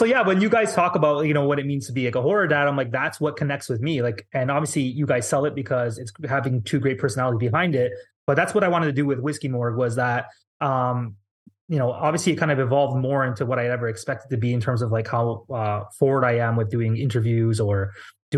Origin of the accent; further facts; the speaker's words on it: Canada; being Canadian